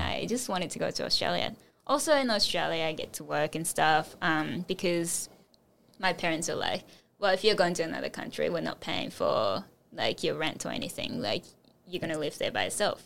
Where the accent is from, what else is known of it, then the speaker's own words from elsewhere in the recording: Japan; English is a second language; moved away as an adult; also born or lived in United States; my teacher at school in Japan